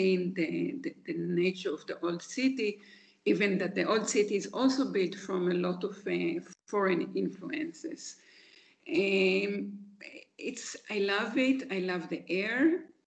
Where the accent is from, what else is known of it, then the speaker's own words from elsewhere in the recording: Haifa, Haifa District, Israel; moved away as an adult; now in Jerusalem, Israel; I was born in Haifa.